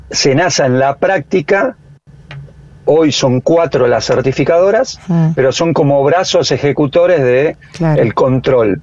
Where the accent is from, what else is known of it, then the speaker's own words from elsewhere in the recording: General Las Heras, Buenos Aires Province, Argentina; acá en mi pueblo, en general Las eras